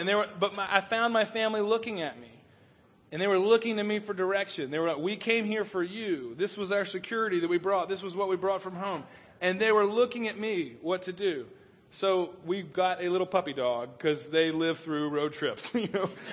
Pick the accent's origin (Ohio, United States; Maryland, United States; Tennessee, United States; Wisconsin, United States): Tennessee, United States; Chattanooga; we grew up on Lookout Mountain uh, outside of Chattanooga